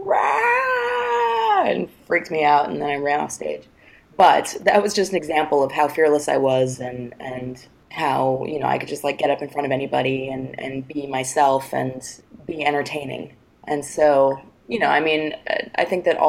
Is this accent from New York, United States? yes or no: yes; New York, United States; I grew up in New York